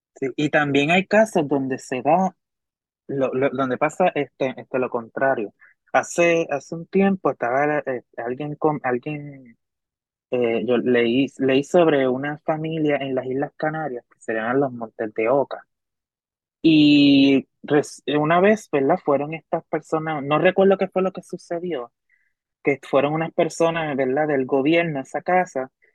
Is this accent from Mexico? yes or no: no; Hormigueros, Puerto Rico; en Hormigueros, la Que es mi pueblo